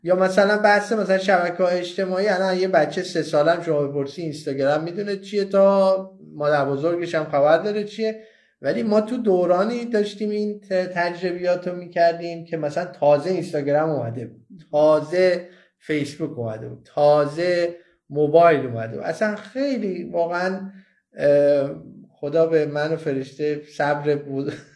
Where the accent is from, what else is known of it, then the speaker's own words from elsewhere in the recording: Iran; moved away as an adult; ما درست وقتی از ایران مهاجرت کردیم که بچه هامون یک چند تاشون خب وارد نوجوانی شده بودن